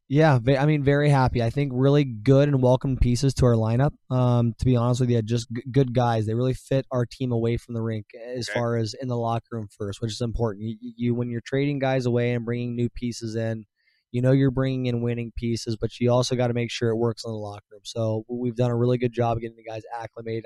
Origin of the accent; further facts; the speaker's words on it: Ohio, United States; moved away; I'm from Ohio